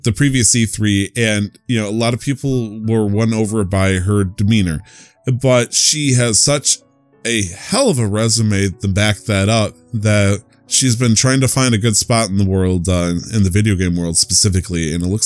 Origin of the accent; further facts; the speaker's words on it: United States; I'm still American